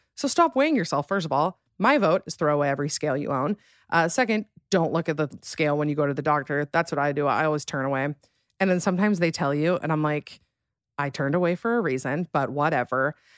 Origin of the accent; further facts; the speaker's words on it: Alpine, Utah, United States; moved away as an adult; now in Salt Lake City, United States; I am from a smaller town in Utah called Alpine, Utah